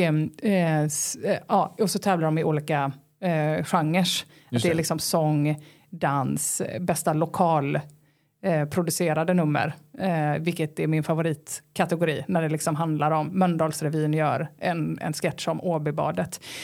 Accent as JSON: {"language": "Swedish", "region": "Halland County", "country": "Sweden", "said": "jag är från Halland"}